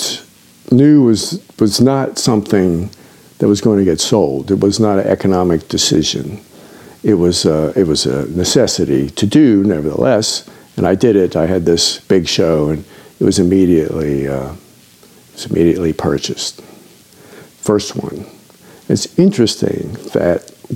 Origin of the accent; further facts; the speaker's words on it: Washington, District of Columbia, United States; I grew up in Washington, D.C., before the subway system.